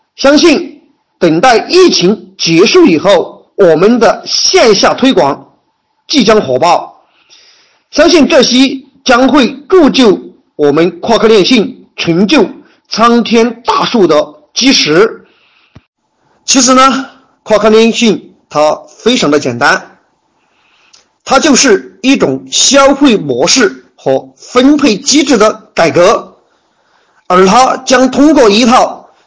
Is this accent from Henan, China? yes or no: no; Yibin, Sichuan, China; 我来自万里长江第一城，美丽的四川，九都宜宾